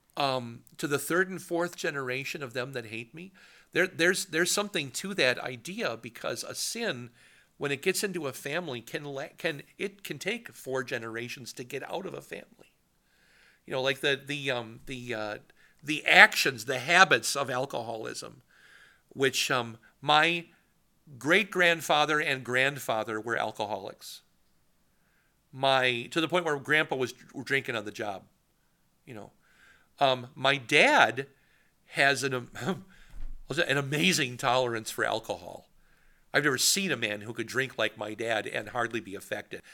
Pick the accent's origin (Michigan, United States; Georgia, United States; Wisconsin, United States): Wisconsin, United States; Poynette; my hometown of Poynette